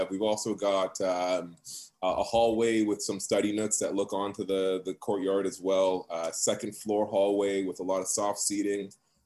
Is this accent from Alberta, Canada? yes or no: no; Toronto, Ontario, Canada; moved away as an adult; now in North Bay, Canada; I also grew up in Scarborough in the East End. I'm Markham and Lawrence.